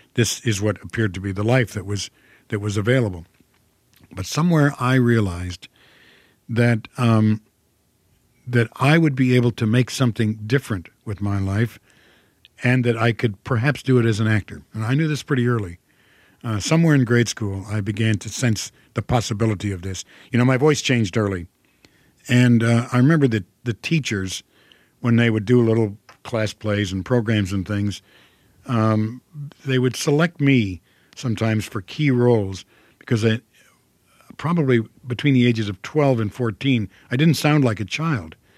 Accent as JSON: {"language": "English", "town": "Toledo", "region": "Ohio", "country": "United States", "tie": "born or raised there", "accent": "Midwestern", "said": "I'm from Ohio. I was born in Toledo, Ohio. and, and I grew up there."}